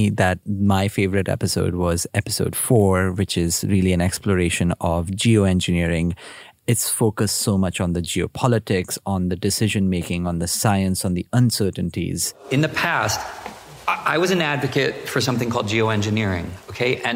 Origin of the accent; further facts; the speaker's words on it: India; now in United Kingdom; I come from India. I grew up there. I now live in the UK.